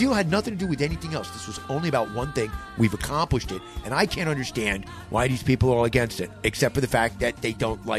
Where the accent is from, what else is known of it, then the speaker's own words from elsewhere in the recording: New York City, New York, United States; I'm going to sit here as a Jew, as an American, as a Zionist, as a New Yorker, okay?